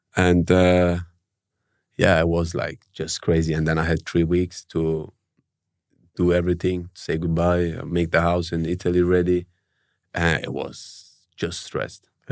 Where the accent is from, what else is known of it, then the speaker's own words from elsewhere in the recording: Germany; moved away as an adult; now in Melbourne, Australia; I grew up in Germany